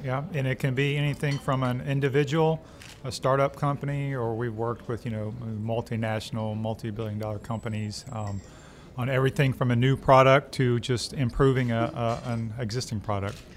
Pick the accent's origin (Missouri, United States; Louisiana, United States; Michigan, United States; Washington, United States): Louisiana, United States; Alexandria; also born or lived in Arkansas / Indiana; now in Baton Rouge, United States; I'm from Louisiana, uh, Alexandria originally